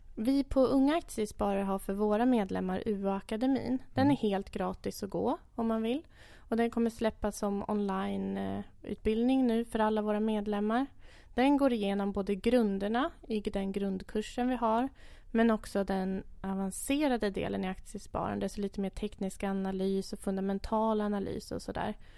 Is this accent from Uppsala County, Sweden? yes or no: yes; Enköping, Uppsala County, Sweden; född och uppvuxen i Enköping